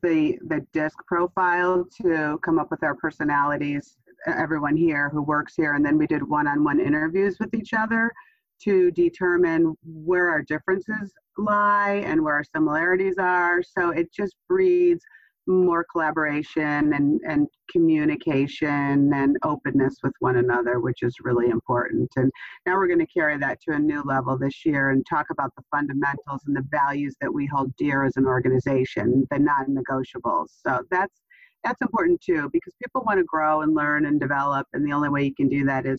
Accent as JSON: {"language": "English", "region": "New Jersey", "country": "United States", "tie": "born or raised there", "also_born_or_lived": "Chicago area", "moved": "yes", "lives_now": "Chicago, United States", "said": "I grew up in New Jersey"}